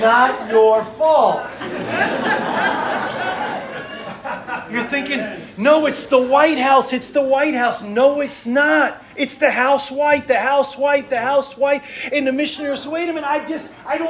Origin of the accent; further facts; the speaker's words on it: Washington, District of Columbia, United States; moved away; also born or lived in Arkansas; I'm from Washington, D.C.